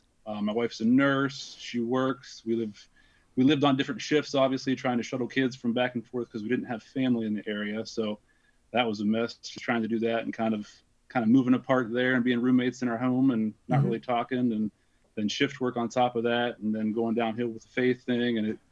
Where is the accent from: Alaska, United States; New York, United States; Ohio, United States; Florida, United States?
Ohio, United States; Columbus; I'm from Columbus, Ohio.